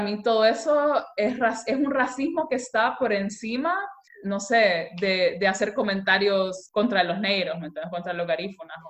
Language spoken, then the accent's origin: Spanish; Honduras; moved away; also born or lived in Europe; yo como hondureña